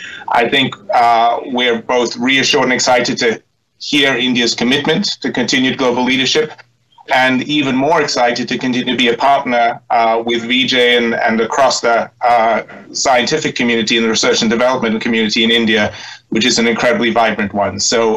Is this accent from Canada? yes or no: no; South Africa; as a South African